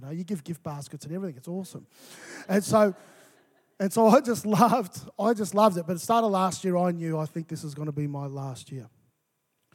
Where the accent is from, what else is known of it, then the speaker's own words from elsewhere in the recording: Melbourne, Victoria, Australia; moved away as an adult; also born or lived in Mackay, Queensland / Brisbane; I was from Melbourne